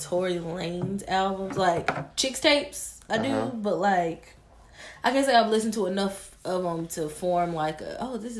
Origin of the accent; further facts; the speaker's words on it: Tennessee, United States; And I'm from Tennessee.